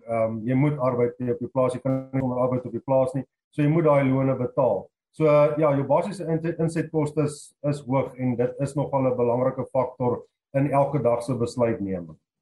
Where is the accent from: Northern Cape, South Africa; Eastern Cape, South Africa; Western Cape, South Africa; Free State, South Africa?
Free State, South Africa; moved away as an adult; also born or lived in Lowveld, Mpumalanga; now in Mpumalanga, South Africa; 2005 het ek Laagveld toe getrek uh, van die Vrystaat af. Ek is ou Vrystater.